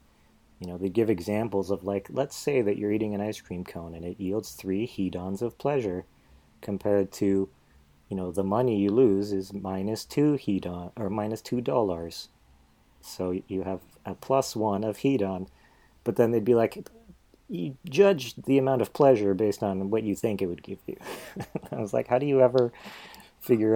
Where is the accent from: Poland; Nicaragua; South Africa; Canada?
Poland; moved away; I was born in Poland